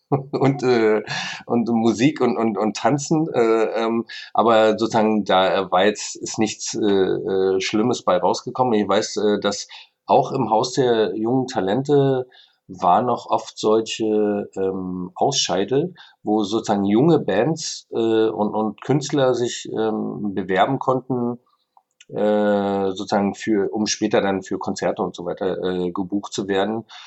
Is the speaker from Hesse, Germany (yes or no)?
no; Berlin, Germany